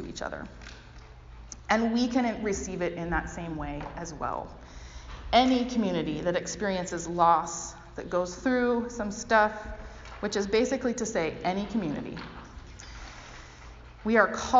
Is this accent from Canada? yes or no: yes; Canada; also born or lived in United States (Northwest); now in United States; But as a Canadian, I grew up thinking